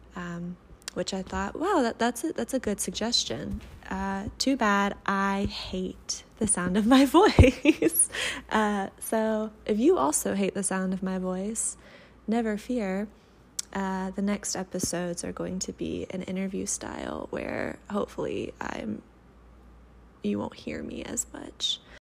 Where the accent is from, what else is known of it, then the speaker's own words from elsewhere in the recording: Atlanta, Georgia, United States; also born or lived in Alabama; I'm from Atlanta originally, so after graduating in 2016, I moved back to Atlanta